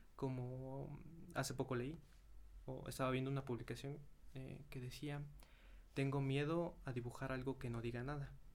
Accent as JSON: {"language": "Spanish", "country": "Mexico", "said": "soy de México."}